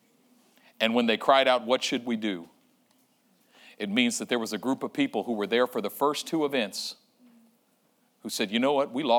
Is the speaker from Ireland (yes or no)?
no; Oakland, California, United States; I was in my old neighborhood where I grew up in East Oakland on 35th Avenue